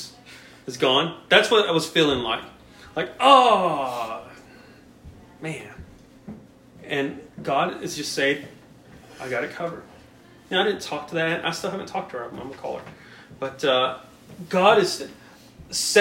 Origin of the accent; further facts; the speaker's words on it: Brownwood, Texas, United States; now in El Paso, United States; my old neighbor back in my hometown in Brownwood